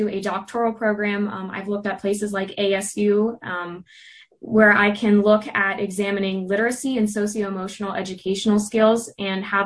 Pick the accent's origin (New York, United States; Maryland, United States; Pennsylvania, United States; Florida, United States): Pennsylvania, United States; Mechanicsburg; now in Indiana, United States; I'm originally from Mechanicsburg, Pennsylvania, but I'm living in Indiana.